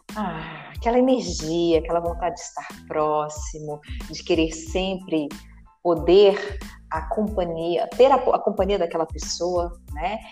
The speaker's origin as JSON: {"language": "Portuguese", "town": "Lavras", "region": "Minas Gerais", "country": "Brazil", "tie": "born or raised there", "said": "Eu sou natural de Lavras, sul de Minas."}